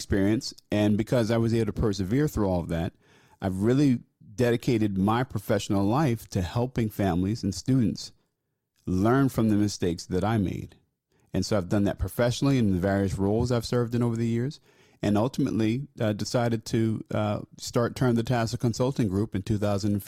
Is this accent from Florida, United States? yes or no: no; New Jersey, United States; moved away as an adult; also born or lived in Philadelphia; I left my home state of New Jersey